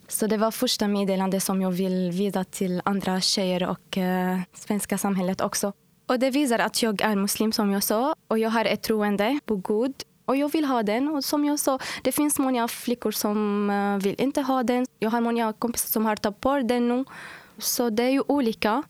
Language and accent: Swedish; Syria; Swedish is a second language; moved away as an adult; now in Uddevalla, Sweden; Ja, jag kommer från Syrien och jag har bott här i Sverige nu i fyra år, fyra och ett halvt år, snart fem år.